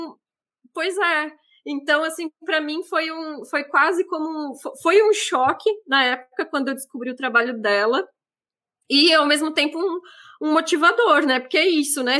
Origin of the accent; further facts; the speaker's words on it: interior of Santa Catarina, Brazil; moved away; eu sou do, do, interior de Santa Catarina e meio que uma das únicas formas de lazer que a gente tinha acesso era é cinema